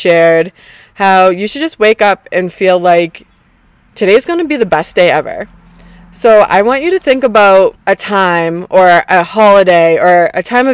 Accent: Boston, Massachusetts, United States; I'm from Boston

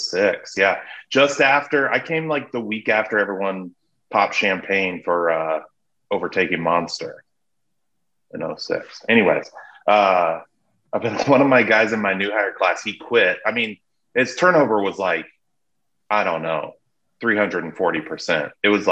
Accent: Oregon, United States; also born or lived in Mississippi / Clark Air Force Base, Philippines; now in Chicago, United States; So I was born in Oregon, then we moved to Mississippi, then the Philippines, the tropical island of the Philippine Islands. Grew up on Clark Air Force Base till fifth grade, then came back to Oregon, high school, college

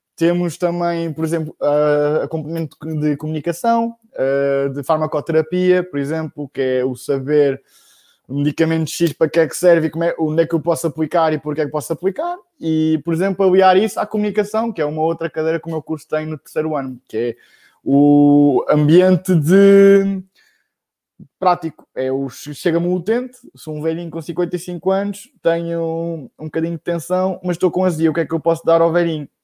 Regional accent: Bombarral, Centro, Portugal; eu sou do Bom Barral, uh, que é uma, uma, pequena vila na Zona Oeste

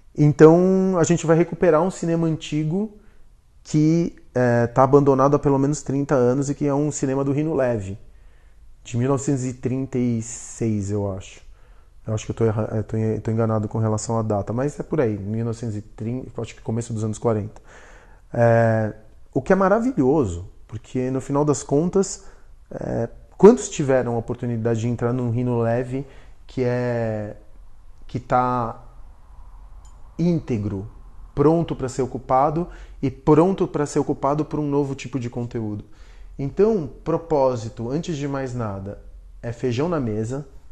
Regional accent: Argentina; now in São Paulo, Brazil; eu sou argentino. Quando eu cheguei para cá, aqui no Brasil, não me deixavam ser brasileiro. Por quê? Porque eu tinha chegado da Argentina

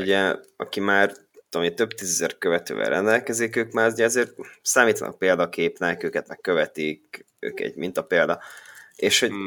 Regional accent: Békéscsaba, Békés, Hungary; Békés Csaba, én is

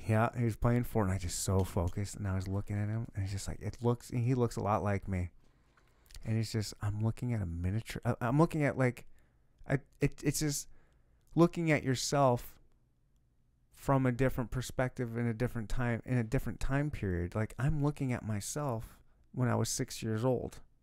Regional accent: Michigan, United States; now in Kansas City, United States; I grew up in Michigan, when we have beaches everywhere

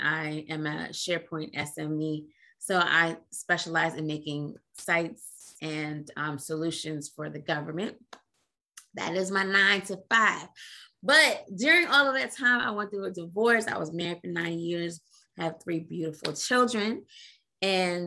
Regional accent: New York City, New York, United States; moved away as an adult; also born or lived in Trinidad and Tobago / Queens, New York / San Diego / Italy; now in Washington, D.C. area, United States; moved to New York City, Brooklyn, when I was 5. Lived in Brooklyn and in Queens

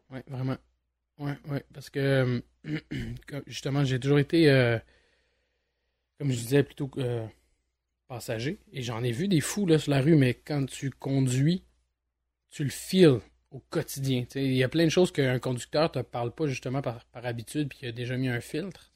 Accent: Montreal, Quebec, Canada; je suis un Montréalais depuis, euh, depuis ma tendre enfance, voire ma naissance

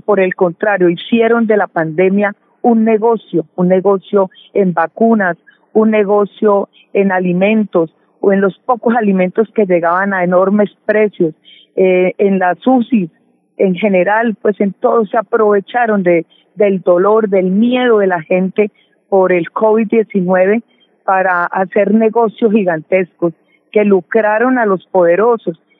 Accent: Colombia; como colombianos y colombianas

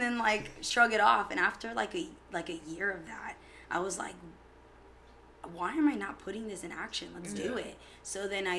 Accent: Tampa, Florida, United States; now in St. Petersburg, United States; born and raised in Tampa

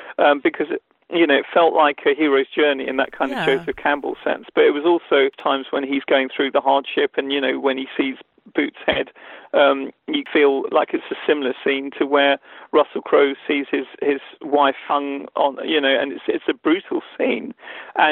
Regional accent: England, United Kingdom; as a British Asian, somebody who grew up with Indian heritage, but in England

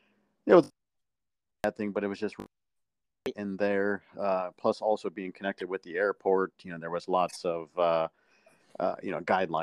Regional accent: Akron, Ohio, United States; I'm from Akron, Ohio

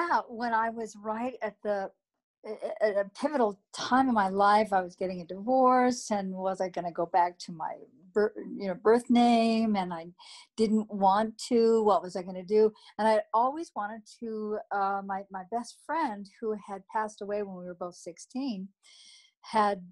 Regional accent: Sacramento, California, United States; also born or lived in Napa, California; I grew up on the West Coast in Sacramento, California, born in Napa. So I'm a Northern California girl

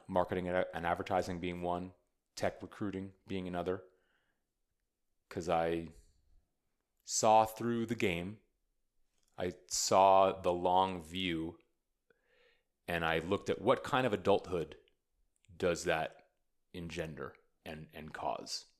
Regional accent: United States; now in Austin, United States; I'm an American poet. I'm an American artist.

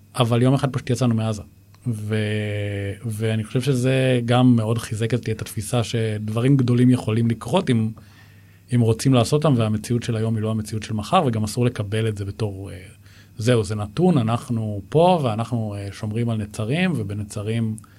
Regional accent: Israel; גדלתי בבית ששני ההורים שלי היו מזכירי קיבוץ

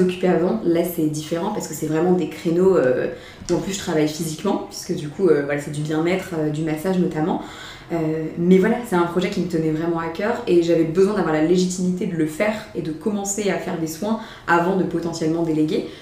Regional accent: Mayenne, Pays de la Loire, France; also born or lived in Rennes / Vietnam / Paris; Je suis issue de la Mayenne

